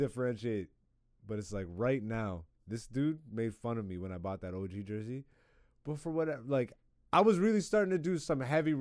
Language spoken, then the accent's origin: English; Ontario, Canada; now in Toronto, Canada; I grew up in Ontario